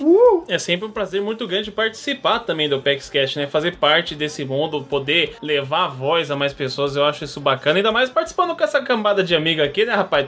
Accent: São Paulo, Brazil; Eu, como paulista

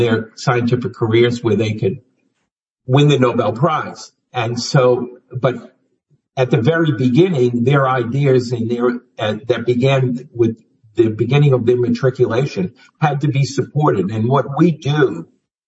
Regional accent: Chelsea, Massachusetts, United States; I'm originally from Chelsea, Massachusetts.

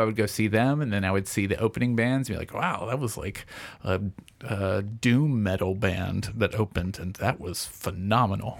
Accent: Franklin, Tennessee, United States; also born or lived in Murfreesboro / New York; now in Nashville, United States; I grew up in, I grew up in Franklin here.

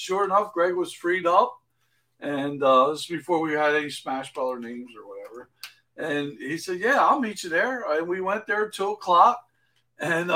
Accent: Cleveland Heights, Ohio, United States; we were so closely knit growing up in Cleveland Heights

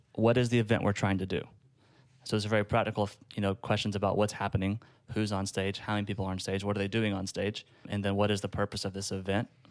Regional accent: Gainesville, Georgia, United States; I was at a church in my hometown of Gainesville, Georgia

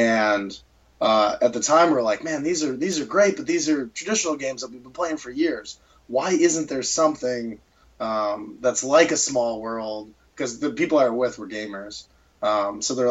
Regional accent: Charlottesville, Virginia, United States; I'm from Charlottesville, Virginia

